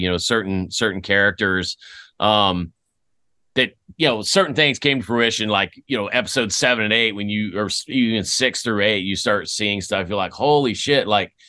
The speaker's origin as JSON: {"language": "English", "country": "Greece", "tie": "born there", "also_born_or_lived": "Fort Riley, United States / Germany", "said": "After I was born in Greece. My family, we moved to Fort Riley. My dad did 2 years at Fort Riley before we went back to Germany"}